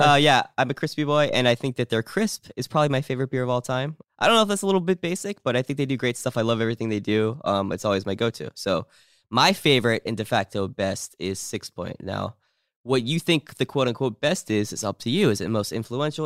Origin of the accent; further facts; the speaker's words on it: New Jersey, United States; I'm from New Jersey